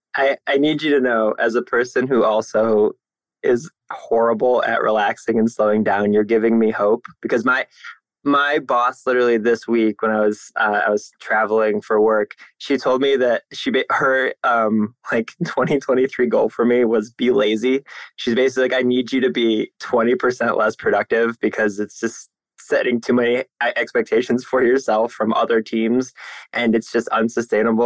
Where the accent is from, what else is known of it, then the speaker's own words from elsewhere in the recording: Northeast Ohio, United States; I'm in Cleveland, Ohio. I'm born and raised in Northeast Ohio